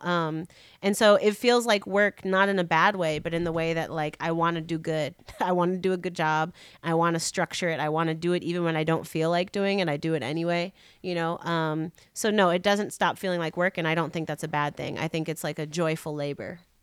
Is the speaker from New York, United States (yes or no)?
no; Chicago, Illinois, United States; I'm a Chicagoan